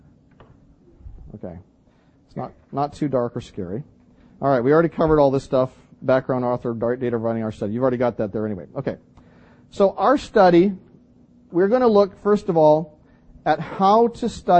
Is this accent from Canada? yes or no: yes; British Columbia, Canada; moved away; I come from British Columbia